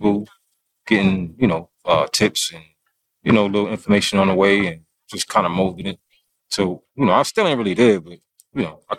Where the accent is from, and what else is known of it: Mount Pleasant, South Carolina, United States; born or raised there; also born or lived in Brooklyn, New York; now in Rock Hill, United States